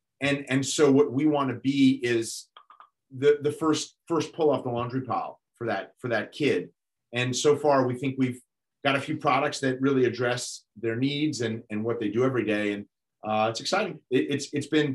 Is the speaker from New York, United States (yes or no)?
yes; New York, United States; I'm a born and bred New Yorker